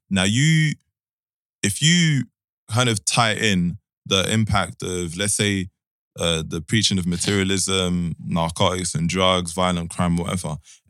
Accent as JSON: {"language": "English", "country": "DR Congo", "said": "Like, I know people have, I'm from Congo, I know people have fled war."}